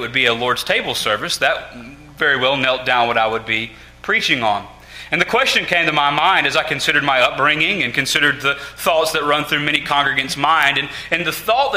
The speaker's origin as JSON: {"language": "English", "region": "South Carolina", "country": "United States", "tie": "born or raised there", "said": "Growing up in South Carolina"}